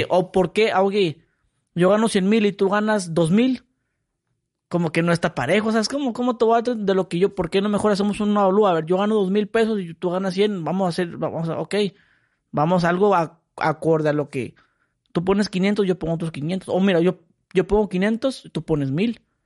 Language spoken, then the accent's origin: Spanish; Mexicali, Baja California, Mexico; yo soy de Mexicali. Mexicali es bonito.